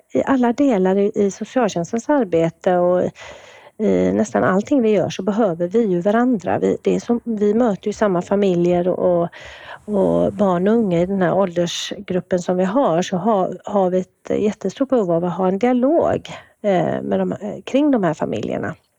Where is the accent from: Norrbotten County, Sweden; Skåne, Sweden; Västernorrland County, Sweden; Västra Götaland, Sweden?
Västra Götaland, Sweden; Kungälv; moved away as an adult; also born or lived in Gothenburg, Sweden; now in Umeå, Sweden; Jag kommer ju ursprungligen från eh, Kungälv där jag vuxit upp